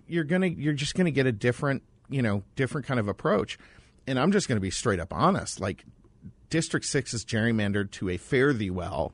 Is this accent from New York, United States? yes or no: yes; Lake Placid, New York, United States; moved away; also born or lived in Boston; When you're a kid growing up in Lake Placid, which is basically like an overgrown Olympic village